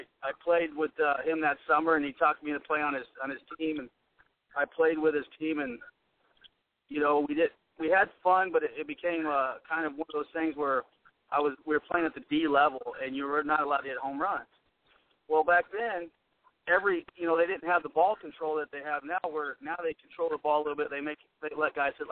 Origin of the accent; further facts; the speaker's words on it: Osawatomie, Kansas, United States; I was born and raised in Osawatomie, Kansas.